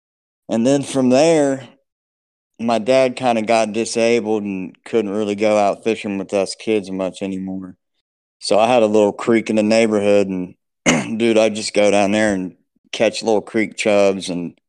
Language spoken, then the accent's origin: English; Southwest Ohio, United States; I appreciate you having me on. Same thing, man. I live in Southwest Ohio. I'm 40. Grew up here and I still live here.